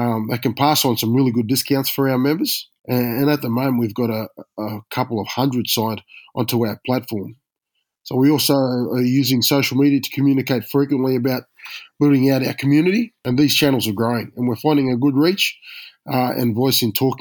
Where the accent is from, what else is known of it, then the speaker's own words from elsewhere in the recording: Australia; being an Aussie